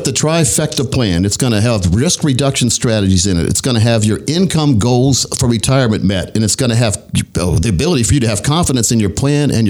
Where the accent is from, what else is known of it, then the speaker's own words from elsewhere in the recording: Scotland County, North Carolina, United States; I used to have a garden growing up in Scotland County, North Carolina